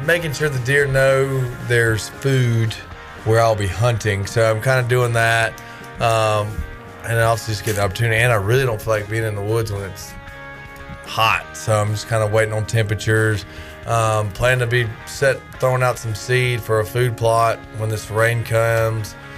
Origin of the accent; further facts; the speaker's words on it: Winston-Salem, North Carolina, United States; moved away; Winston-Salem, my hometown, Winston-Salem